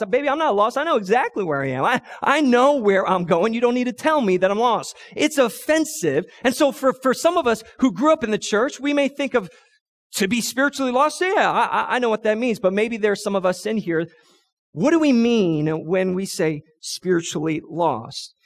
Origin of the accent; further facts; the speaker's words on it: New York City, New York, United States; I grew up in New York City